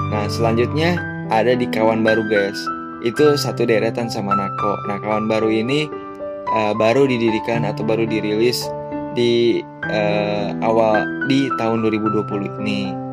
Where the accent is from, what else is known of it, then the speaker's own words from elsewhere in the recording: Bogor, West Java, Indonesia; born there; karena aku uh, lahirnya di kota Bogor